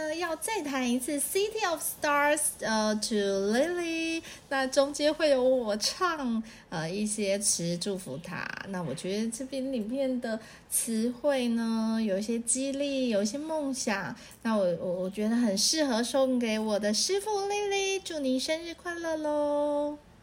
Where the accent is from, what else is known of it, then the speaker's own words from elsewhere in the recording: Taitung, Taitung County, Taiwan; 我的家乡，呃，台东